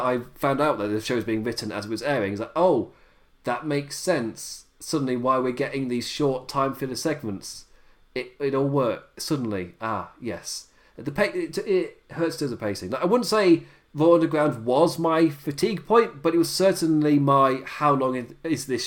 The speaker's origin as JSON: {"language": "English", "region": "England", "country": "United Kingdom", "said": "being English"}